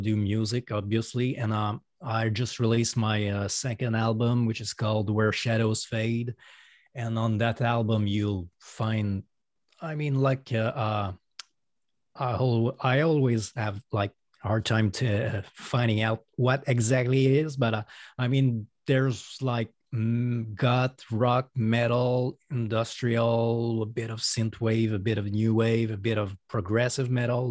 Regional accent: Quebec City, Quebec, Canada; accent: French Canadian; first language French; English is a second language; I'm a solo artist from Canada. Um, I, my first language is French, so that's why you're hearing an accent right now.

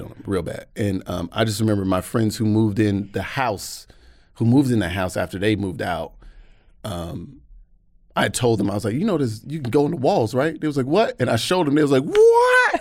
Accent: Atlanta, Georgia, United States; moved away as an adult; now in United Kingdom; I was born and raised in Atlanta.

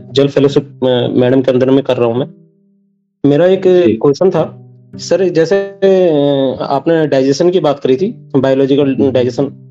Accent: Dehradun, Uttarakhand, India; मैं देहरादून का रहने वाला हूँ

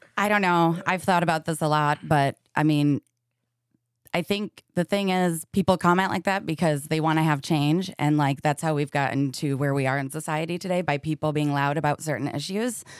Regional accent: Michigan, United States; now in Seattle, United States; I am from orig-, originally Michigan

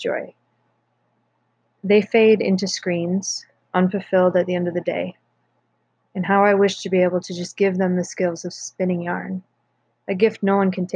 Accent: North Woods, United States; growing up in the North Woods

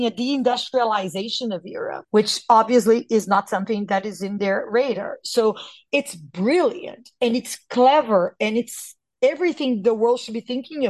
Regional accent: Brazil; born or raised there

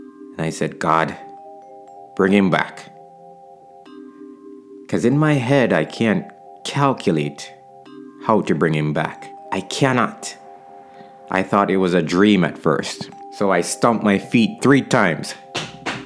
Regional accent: Jamaica; my town right now, my hometown

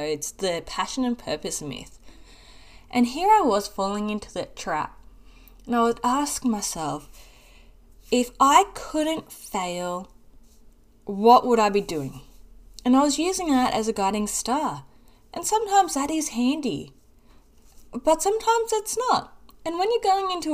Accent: Australia; accent: Australian; I'm in Australia, for those that don't know and couldn't pick up on my accent

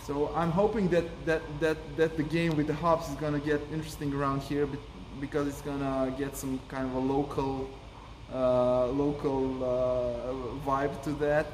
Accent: Belgrade, Serbia; we come from Belgrade, and and we're proud

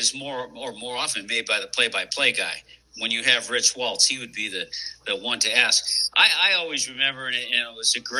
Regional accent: Los Angeles, California, United States; I grew up in Los Angeles

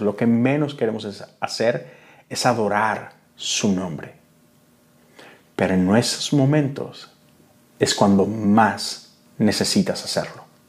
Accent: Monterrey, Nuevo León, Mexico; Yo soy de Monterrey

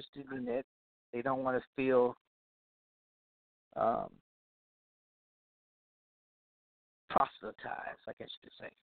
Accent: Louisiana, United States; Louisiana, my home state, my home region

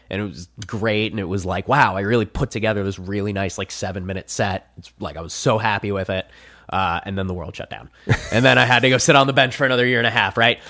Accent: New Jersey, United States; moved away as an adult; now in Phoenix, United States; there's a Six Flags in my hometown. Six Flags Great Adventure.

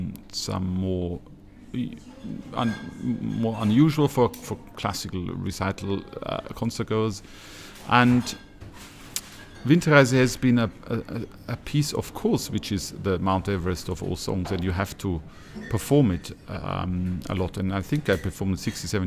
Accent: Regensburg, Bavaria, Germany; my hometown, Regensburg

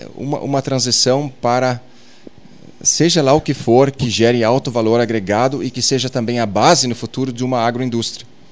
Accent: Arroio do Tigre, Rio Grande do Sul, Brazil; moved away; eu venho lá do Arroio do Tigre, Sobradinho

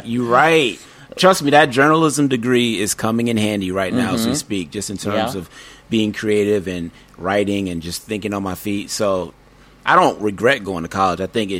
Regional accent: El Paso, Texas, United States; also born or lived in Germany / New York; No, I was born in Germany, and then I lived in El Paso, Texas for maybe 7 years. So I claim Texas and New York, although I was born in Germany.

